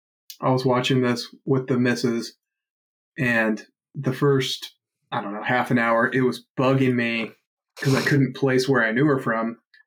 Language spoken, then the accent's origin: English; United Kingdom; Fuck the British, nice. Even though I'm British.